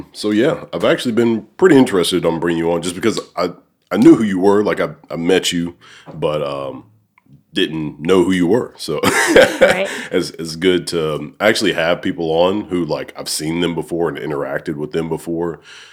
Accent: Alabama, United States; moved away as an adult; now in Cordova, United States; I'm actually from Alabama. And I moved here in 2019. So, cool. Like, that, I live in Cordova, but, like, I spend most of my time, obviously, either here or I work in Memphis at Owens

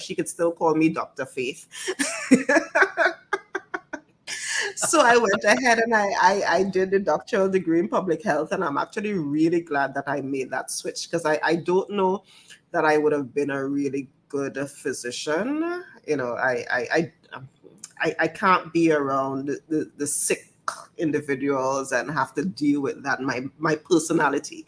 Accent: Tobago, Trinidad & Tobago; also born or lived in Pittsburgh, United States; I actually got a scholarship from the Tobago House of Assembly. And there was an expectation that I would come back home.

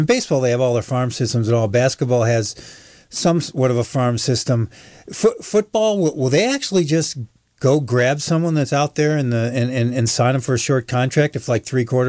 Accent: New York, United States; born there; I was born in New York, but I don't remember that's why I'm a Yankee fan.

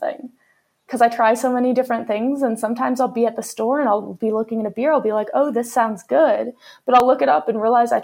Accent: Michigan, United States; now in Colorado, United States; I live in Colorado now, but I'm from Michigan

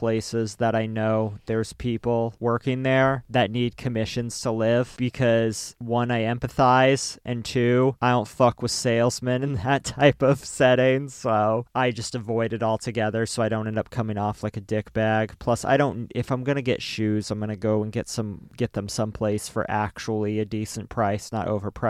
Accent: Georgia, United States; I also appreciate the y'all because I'm from Georgia.

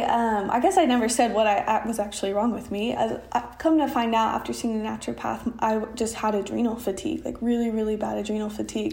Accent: Oklahoma, United States; also born or lived in Austin; I'm from Oklahoma

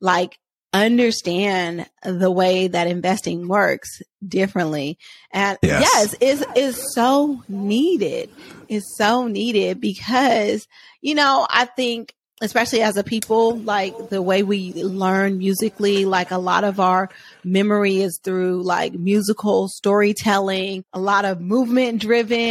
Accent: Oakland, California, United States; I grew up in Oakland, California.

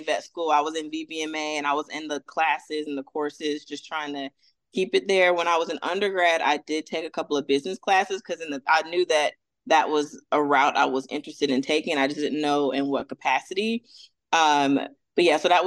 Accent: Atlanta, Georgia, United States; also born or lived in Fort Bragg, North Carolina; now in Orlando, United States; So I'm originally from, I say Atlanta because that's where I was raised

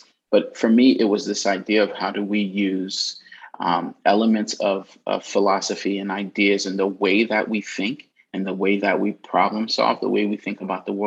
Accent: New York City, New York, United States; moved away as an adult; also born or lived in Queens, New York / Boston, Massachusetts; now in Massachusetts, United States; I'm originally Brooklyn, New York. I was born in Queens

